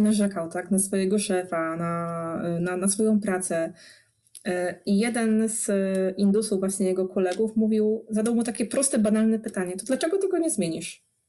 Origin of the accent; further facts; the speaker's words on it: Poznań, Greater Poland, Poland; jestem z Poznania